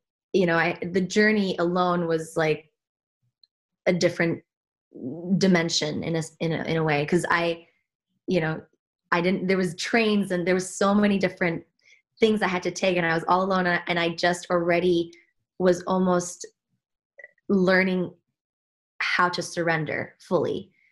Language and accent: English; Switzerland; moved away; I was born and raised in Switzerland, despite my accent